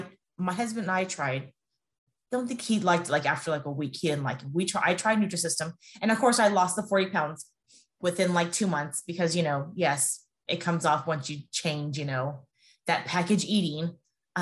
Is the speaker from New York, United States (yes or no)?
no; California, United States; now in Las Vegas, United States; I'm from California and I now live in Las Vegas